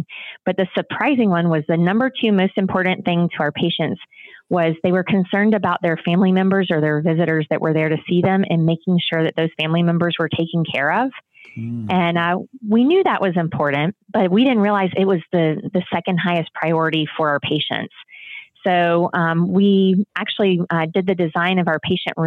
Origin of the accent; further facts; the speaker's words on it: the South, United States; I'm from the South myself